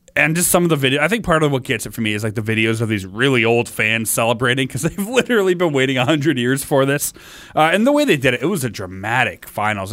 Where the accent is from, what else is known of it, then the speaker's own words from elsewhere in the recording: Oshawa, Ontario, Canada; now in Peterborough, Canada; I grew up in Oshawa. Now I live in Peterborough